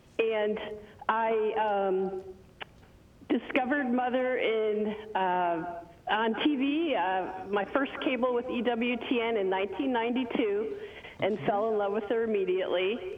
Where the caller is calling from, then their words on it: Washington, United States; also born or lived in Rochester, New York; I'm calling from Washington State.